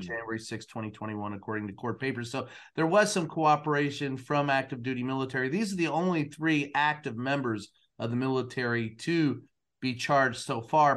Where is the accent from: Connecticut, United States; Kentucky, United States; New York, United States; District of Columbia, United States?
Kentucky, United States; Louisville; growing up in Louisville